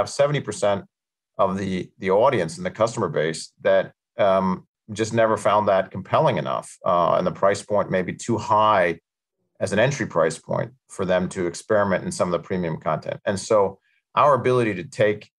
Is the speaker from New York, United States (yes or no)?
yes; New York City, New York, United States; born or raised there; accent: American